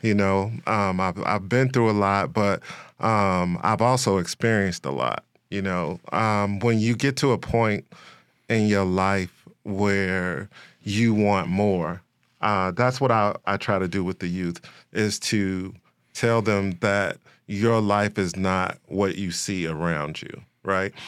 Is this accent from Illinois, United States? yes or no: yes; Chicago, Illinois, United States; I am, uh, born and raised in Chicago, West Side